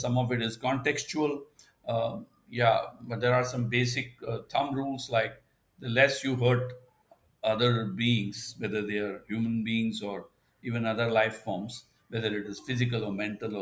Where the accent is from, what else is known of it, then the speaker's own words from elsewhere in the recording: India; as an Indian